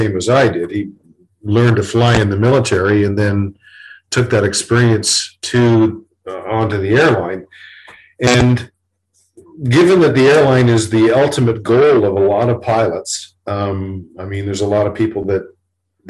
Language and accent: English; Toronto, Ontario, Canada; I grew up in Toronto. My home was in Toronto.